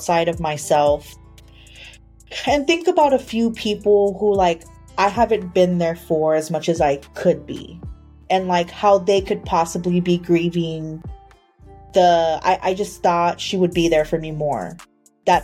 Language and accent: English; San Antonio, Texas, United States; also born or lived in Austin; I grew up in Austin, even though I was born and raised in San Antonio.